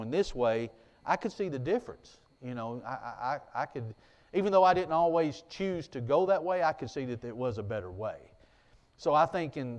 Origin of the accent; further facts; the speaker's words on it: United States; growing up in Jackson County like I did